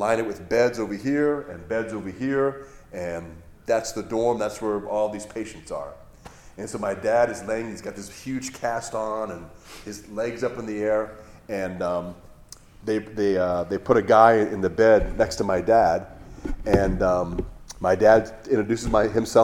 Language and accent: English; Hawaii, United States; I grew up in Hawaii